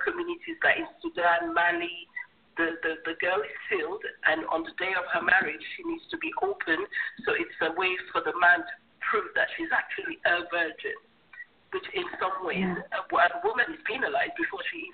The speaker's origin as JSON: {"language": "English", "country": "Sierra Leone", "moved": "yes", "lives_now": "United Kingdom", "said": "I'm from Sierra Leone originally"}